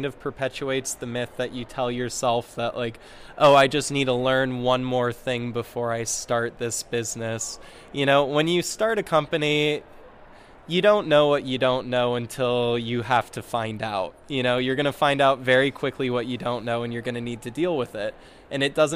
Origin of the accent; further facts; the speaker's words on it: Boulder, Colorado, United States; I'm from Boulder, Colorado